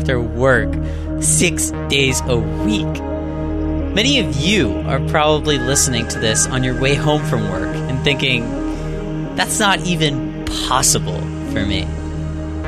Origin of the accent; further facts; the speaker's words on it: Pittsburgh, Pennsylvania, United States; I'm from Pittsburgh.